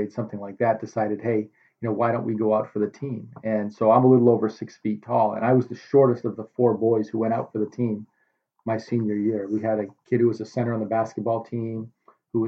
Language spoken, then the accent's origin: English; Northampton, Massachusetts, United States; I'm from Western Massachusetts. Northampton, Massachusetts is my hometown